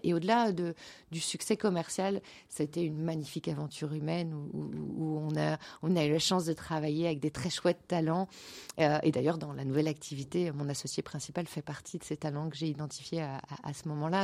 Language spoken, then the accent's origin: French; Nantes, Pays de la Loire, France; also born or lived in Brittany; now in Belgium; je suis, je suis, nantaise